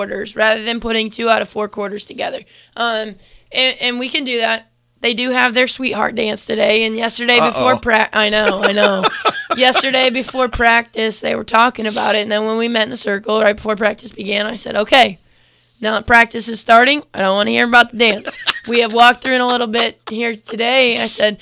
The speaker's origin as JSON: {"language": "English", "town": "Bremen", "region": "Indiana", "country": "United States", "said": "I'm from Bremen"}